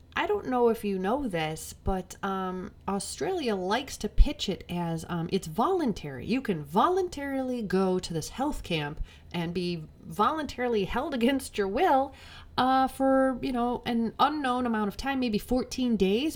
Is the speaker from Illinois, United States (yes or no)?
yes; Illinois, United States; I'm from Illinois